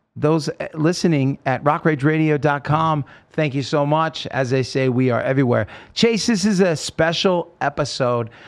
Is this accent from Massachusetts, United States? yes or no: no; Oregon, United States; now in California, United States; As a kid, I grew up in Oregon